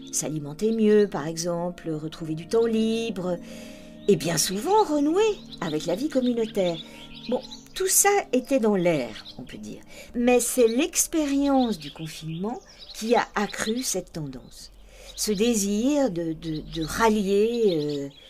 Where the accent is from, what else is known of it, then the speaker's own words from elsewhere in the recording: Montrouge, Île-de-France, France; j'ai grandi à Montrouge, mon père était couvreur et ma petite maman sage-femme.